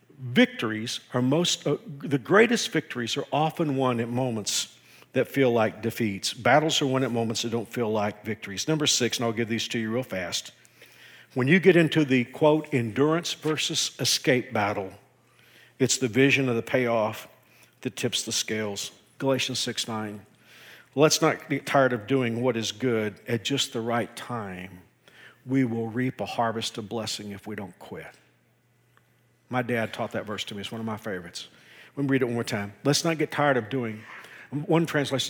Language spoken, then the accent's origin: English; Texas, United States; moved away as an adult; also born or lived in Houston, Texas; now in Kansas, United States; I grew up in Texas